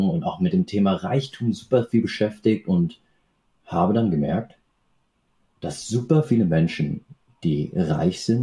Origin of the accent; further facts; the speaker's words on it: Aschaffenburg, Bavaria, Germany; born there; ich bin in Aschaffenburg geboren und meine Eltern sind damals äh, nach Deutschland ausgewandert, um sich selbst, aber auch ihren Nachkommen, also uns Kindern, die Möglichkeit zu geben, einen besseren Lebensstandard zu haben.